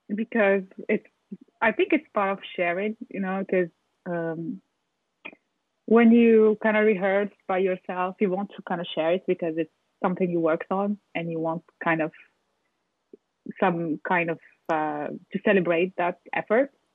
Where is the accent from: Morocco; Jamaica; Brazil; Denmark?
Morocco; also born or lived in France; now in Paris, France; I'm from Morocco. I was born in Morocco and raised there. And then I moved to France